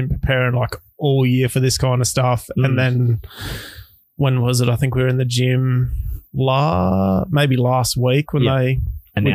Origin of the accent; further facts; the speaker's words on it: Yeppoon, Queensland, Australia; So I'm actually from Yeppoon originally.